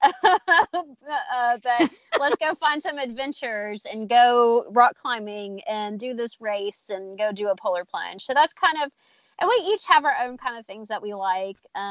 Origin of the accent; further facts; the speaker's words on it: Chattanooga, Tennessee, United States; moved away; I am from Chattanooga